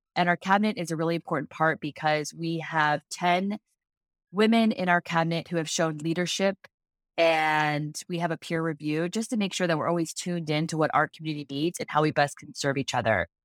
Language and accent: English; Cincinnati, Ohio, United States; We are originally from Cincinnati, Ohio.